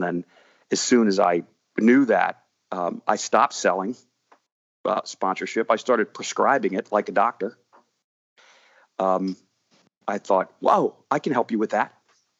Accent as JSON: {"language": "English", "town": "Washington", "region": "District of Columbia", "country": "United States", "tie": "born or raised there", "said": "It was in my hometown in Washington, D.C."}